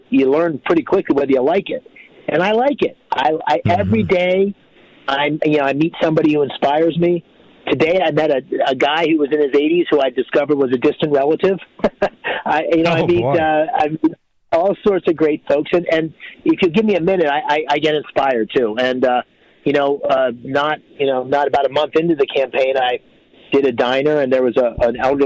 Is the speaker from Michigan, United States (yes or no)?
no; Bloomsburg, Pennsylvania, United States; the Judeo-Christian Pennsylvania values I learned growing up in Bloomsburg